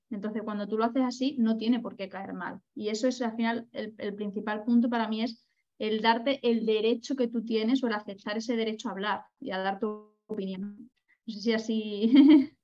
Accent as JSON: {"language": "Spanish", "town": "Badajoz", "region": "Extremadura", "country": "Spain", "also_born_or_lived": "Ibiza", "moved": "as an adult", "said": "de donde yo vengo, que es de, de Badajoz"}